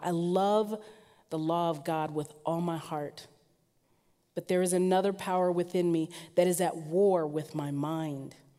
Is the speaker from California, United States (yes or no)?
yes; Southern California, United States; now in Portland, United States; I am mostly from Southern California, which means I love the sun